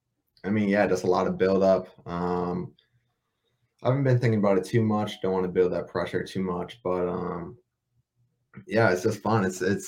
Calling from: Minneapolis, Minnesota, United States; From Minneapolis, Minnesota.

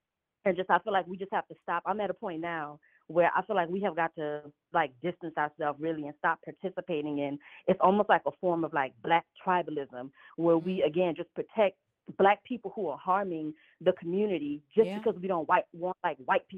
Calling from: Los Angeles, California, United States; I am calling from L.A. I'm in Los Angeles.

